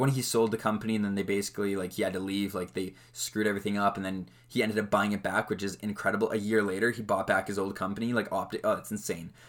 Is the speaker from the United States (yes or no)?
no; Western Canada, Canada; obviously I'm from Canada. I live in Canada.